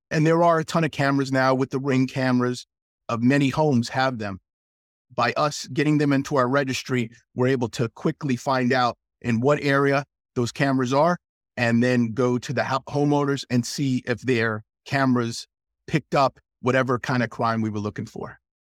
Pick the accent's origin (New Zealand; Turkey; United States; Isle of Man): United States; South Central Pennsylvania; I was from South Central Pennsylvania